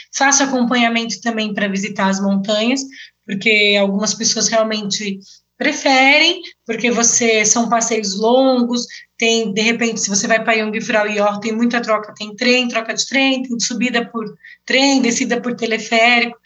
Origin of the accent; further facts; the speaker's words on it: Brazil; moved away as an adult; now in Switzerland; eu sou do Brasil